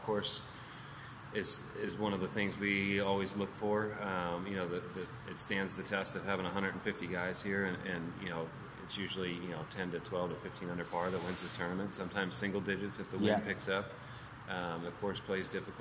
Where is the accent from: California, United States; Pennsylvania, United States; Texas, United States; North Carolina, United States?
Pennsylvania, United States; Philadelphia; moved away; I'm from Philadelphia, Pennsylvania originally